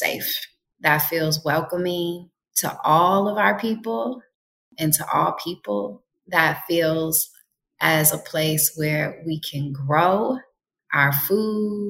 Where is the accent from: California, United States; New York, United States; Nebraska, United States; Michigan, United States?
Michigan, United States; Detroit; now in Jackson, United States; My brothers and I were also born in Detroit